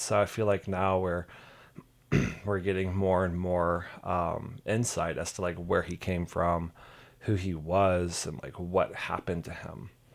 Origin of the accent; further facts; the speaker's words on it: Southeast, United States; I'm from the Southeast